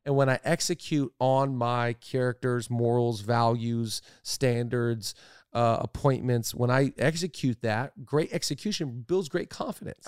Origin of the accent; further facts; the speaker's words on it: Seattle, Washington, United States; I'm from Seattle